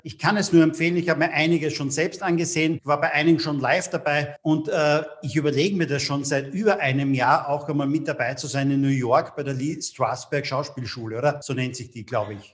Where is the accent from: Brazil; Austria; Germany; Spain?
Austria; Bei uns in Österreich